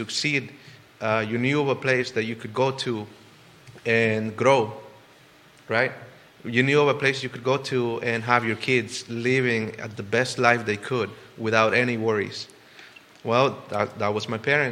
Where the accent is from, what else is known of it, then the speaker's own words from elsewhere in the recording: El Salvador; now in Charlottesville, United States; Where I come from, El Salvador, and many of you know that I grew up in El Salvador in a very small, not even a city, not even a town.